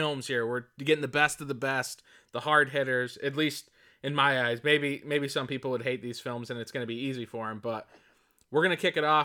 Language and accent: English; outside of Syracuse, New York, United States; I grew up rural outside of Syracuse